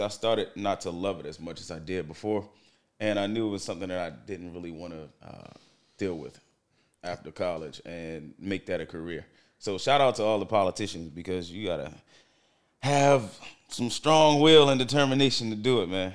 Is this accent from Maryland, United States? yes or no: yes; Baltimore, Maryland, United States; I'm born and raised in Baltimore.